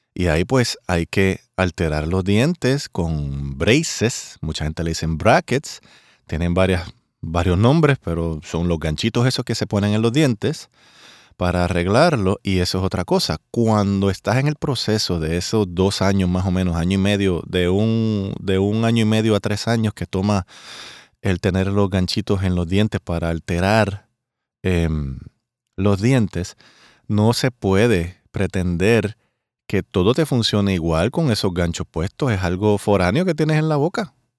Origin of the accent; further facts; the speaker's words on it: Puerto Rico; mi país Puerto Rico